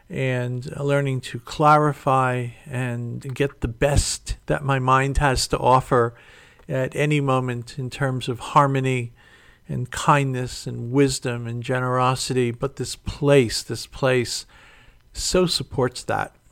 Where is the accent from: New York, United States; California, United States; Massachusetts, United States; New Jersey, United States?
New York, United States; New York City; Kathy comes from Connecticut. I came from New York City. We met in Florida, and and now we're here.